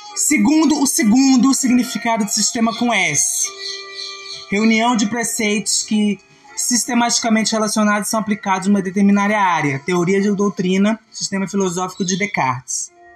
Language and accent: Portuguese; Brazil; Eu, como brasileira